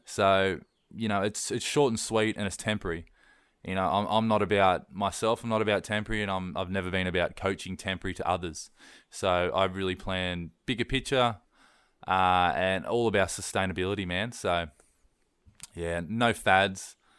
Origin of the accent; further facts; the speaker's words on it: East Coast, Australia; I'm from East Coast, Australia